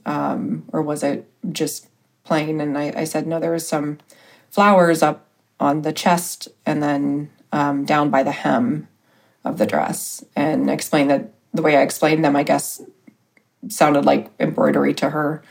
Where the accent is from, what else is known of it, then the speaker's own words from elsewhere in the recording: Richmond, Indiana, United States; also born or lived in Arizona; Richmond, Indiana